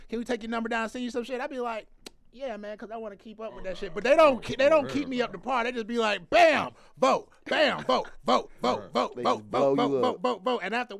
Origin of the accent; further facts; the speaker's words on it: DeKalb County, Georgia, United States; I'm from DeKalb County.